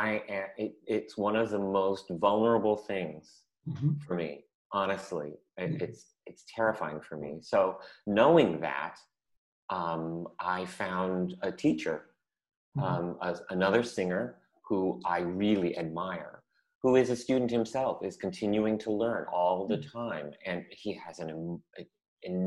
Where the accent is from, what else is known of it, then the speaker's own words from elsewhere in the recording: San Francisco, California, United States; when I was little, I grew up in San Francisco